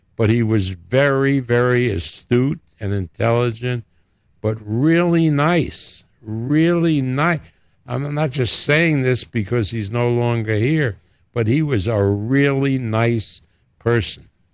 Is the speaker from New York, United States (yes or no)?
yes; New York, United States; accent: New York; moved away as an adult; now in Las Vegas, United States; my home city